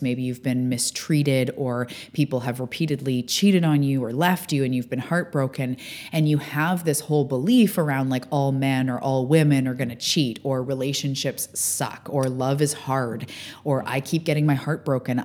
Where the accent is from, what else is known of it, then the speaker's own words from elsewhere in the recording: Canada; also born or lived in Vancouver Island, British Columbia; I am a Canadian living on the West Coast on Vancouver Island in my beautiful beach town